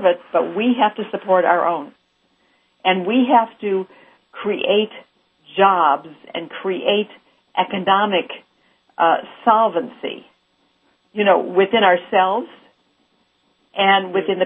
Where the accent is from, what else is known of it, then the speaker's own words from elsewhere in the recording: Chicago, Illinois, United States; also born or lived in Missouri; now in Los Angeles, United States; I'm originally from the Midwest, Chicago